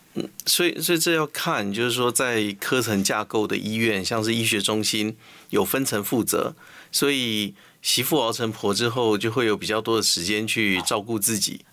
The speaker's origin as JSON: {"language": "Chinese", "country": "Taiwan", "said": "我们台湾话说他头香"}